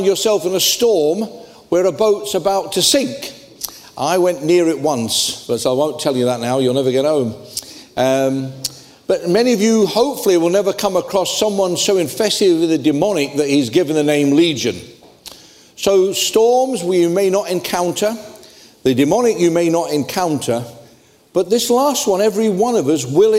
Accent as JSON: {"language": "English", "country": "Ireland", "said": "I'm Irish"}